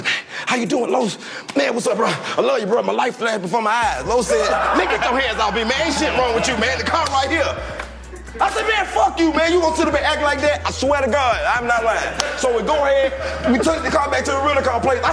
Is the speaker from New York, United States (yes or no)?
no; Alabama, United States; I'm from Alabama